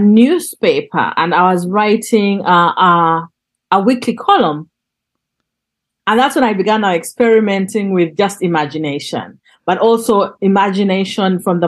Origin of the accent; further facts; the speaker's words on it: Northern Uganda, Uganda; moved away; also born or lived in Kampala; I'm from Northern Uganda. And I was exiled within my country because we couldn't travel up north because of the war